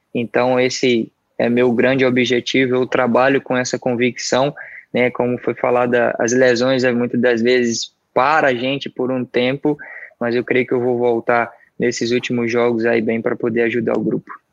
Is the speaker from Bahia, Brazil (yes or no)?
yes; Salvador, Bahia, Brazil; moved away as an adult; also born or lived in Santos; eu sou soteropolitano, sou daqui de Salvador. Eu nasci ali no bairro chamado Pedreiras